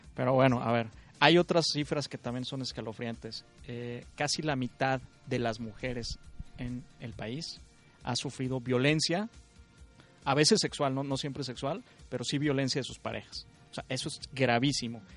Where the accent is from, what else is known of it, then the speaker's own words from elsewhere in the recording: Coahuila, Mexico; yo soy coahuilense